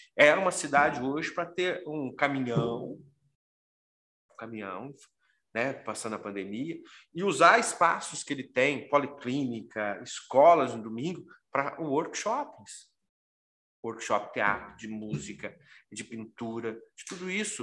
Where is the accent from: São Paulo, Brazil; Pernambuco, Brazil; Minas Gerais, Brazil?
Minas Gerais, Brazil; Pouso Alegre; Eu sou de Pouso Alegre